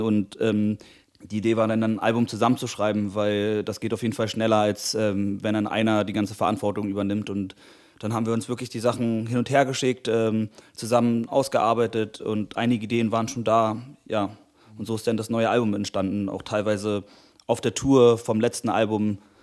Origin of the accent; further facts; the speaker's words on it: Berlin, Germany; ich bin Musiker aus Berlin